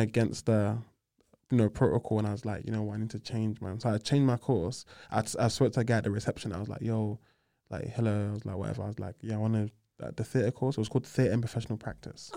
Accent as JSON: {"language": "English", "region": "London", "country": "United Kingdom", "tie": "born or raised there", "said": "I grew up on the Aylesbury Estate, Southeast"}